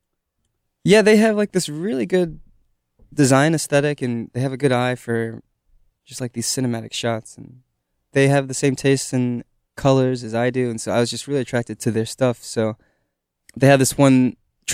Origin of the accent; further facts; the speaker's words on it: Columbia, South Carolina, United States; Columbia proper. Yeah, I'd say so. Some might say I'm from the suburbs, which is true